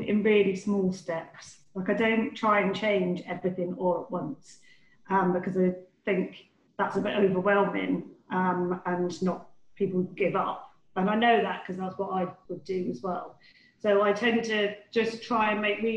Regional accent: Devon, South West England, United Kingdom; I grew up in Devon

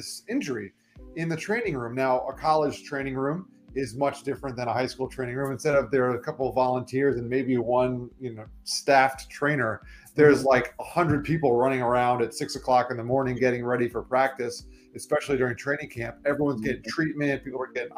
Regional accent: South Florida, United States; also born or lived in New York; I was born in New York, but I moved to Florida when I was 3 years old. And okay. So I'm pretty much a Floridian

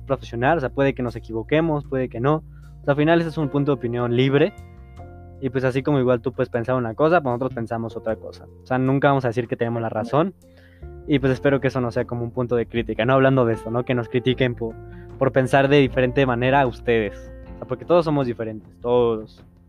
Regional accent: Mexico; siendo mexicanos

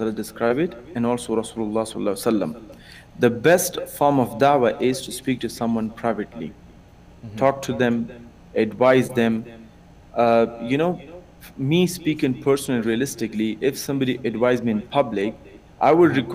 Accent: Afghanistan; now in Germany; I'm actually from Afghanistan. I live in Germany.

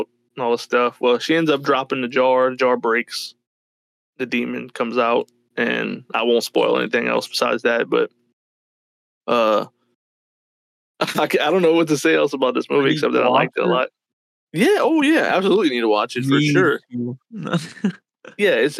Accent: United States; we were born in fucking Western world over here in the United States

